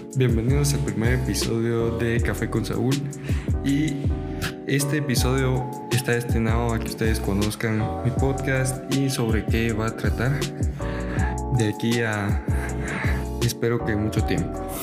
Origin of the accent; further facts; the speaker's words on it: Guatemala; soy un guatemalteco, soy de Guatemala